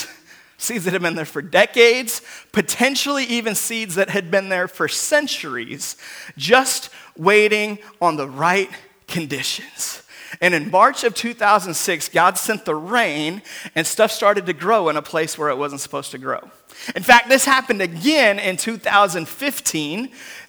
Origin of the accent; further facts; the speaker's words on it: Seattle, Washington, United States; moved away; I'm originally from Seattle, Washington